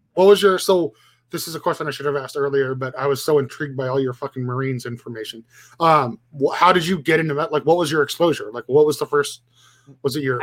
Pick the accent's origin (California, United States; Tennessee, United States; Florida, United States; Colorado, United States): California, United States; Watsonville; I was actually born and raised in Watsonville.